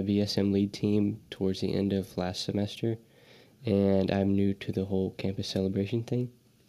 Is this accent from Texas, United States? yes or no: yes; De Leon, Texas, United States; I am from De Leon, Texas.